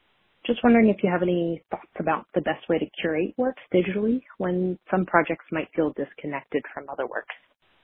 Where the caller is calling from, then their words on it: Portland, United States; Hi, Zach and Luke. … from Portland.